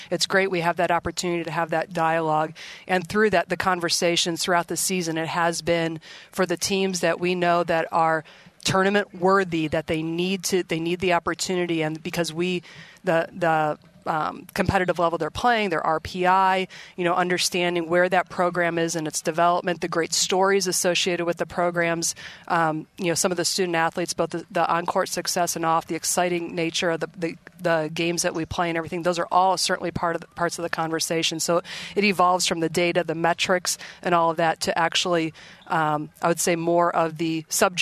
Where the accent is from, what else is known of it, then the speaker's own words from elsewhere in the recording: Indianapolis, Indiana, or Cleveland, Ohio, Midwest, United States; moved away as an adult; Indianapolis, Indiana, or Cleveland, Ohio, where I grew up